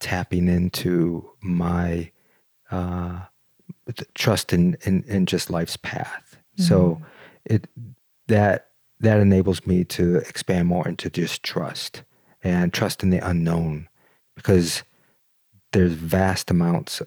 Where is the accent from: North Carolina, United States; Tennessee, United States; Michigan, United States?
Michigan, United States; Detroit; I grew up in Detroit